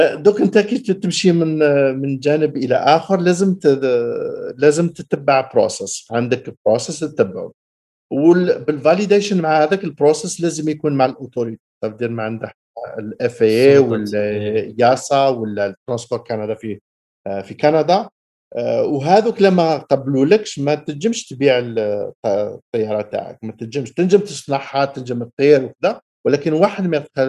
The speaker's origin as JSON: {"language": "Arabic", "town": "El Harrach", "region": "Algiers Province", "country": "Algeria", "tie": "born or raised there", "also_born_or_lived": "Boufarik", "moved": "as an adult", "lives_now": "Canada", "said": "أنا من ولد بوفاريك دونك كنا نسكنوا تقريبا بالك قريب مطار بوفاريك وكبرت ترعرعت في حراش"}